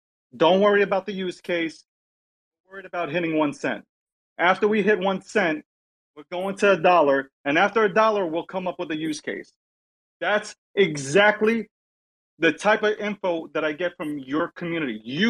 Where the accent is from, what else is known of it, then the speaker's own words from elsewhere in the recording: New York City, New York, United States; I'm from Brooklyn. I'm from New York. I'm a New Yorker